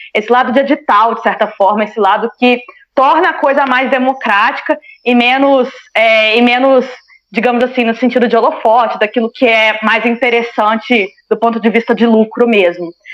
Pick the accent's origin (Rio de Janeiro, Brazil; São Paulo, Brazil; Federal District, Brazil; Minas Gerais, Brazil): Minas Gerais, Brazil; Juiz de Fora; moved away as an adult; lá no meu bairro, em Juiz de Fora